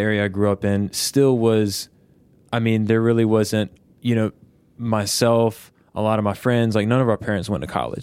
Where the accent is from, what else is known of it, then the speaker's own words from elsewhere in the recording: Petersburg, Virginia, United States; I grew up in Virginia